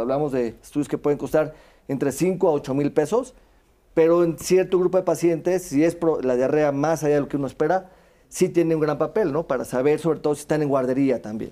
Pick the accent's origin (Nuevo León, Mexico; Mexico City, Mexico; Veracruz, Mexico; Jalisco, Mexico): Veracruz, Mexico; moved away; yo soy veracruzano